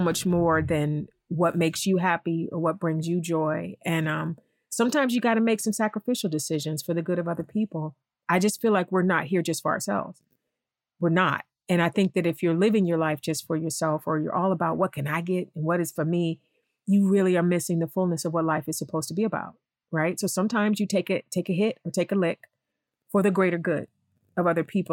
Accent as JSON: {"language": "English", "town": "East Cleveland", "region": "Ohio", "country": "United States", "tie": "born or raised there", "moved": "as an adult", "lives_now": "Los Angeles, United States", "said": "East Cleveland. First of all, I talk about East Cleveland a lot, and I feel like sometimes I do my hometown a disservice"}